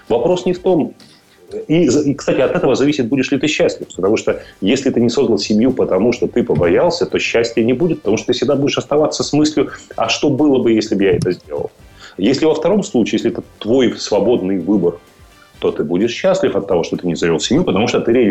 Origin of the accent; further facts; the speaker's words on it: Odesa, Odesa Oblast, Ukraine; Мне нравится Одесса, например, мой родной город.